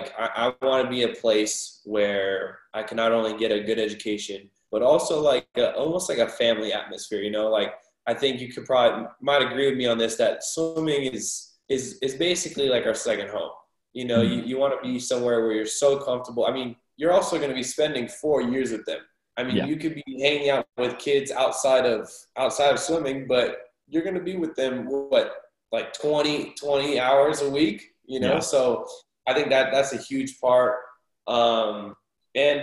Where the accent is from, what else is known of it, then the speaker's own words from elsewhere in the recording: California, United States; moved away as an adult; also born or lived in Iowa; we're from California